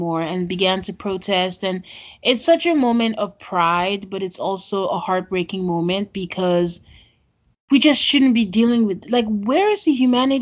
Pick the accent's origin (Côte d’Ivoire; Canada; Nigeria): Nigeria; I'm from Nigeria